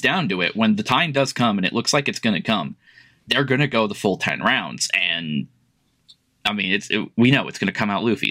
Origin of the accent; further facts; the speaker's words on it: United States; I'm American.